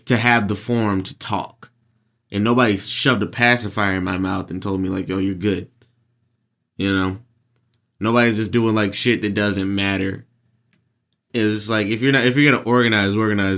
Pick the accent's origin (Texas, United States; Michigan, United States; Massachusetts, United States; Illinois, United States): Texas, United States; Jacksonville; moved away as an adult; now in Washington, D.C., United States; I've lived here for a third of my life now